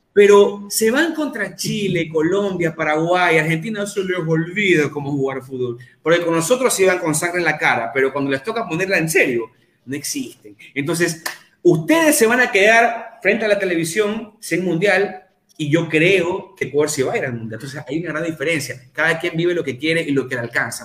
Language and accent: Spanish; Ecuador